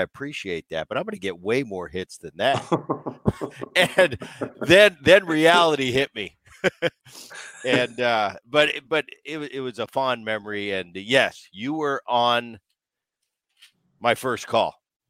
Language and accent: English; Philadelphia, Pennsylvania, United States; John, I grew up in Philadelphia, and some of my vivid, you know, I talk about this all the time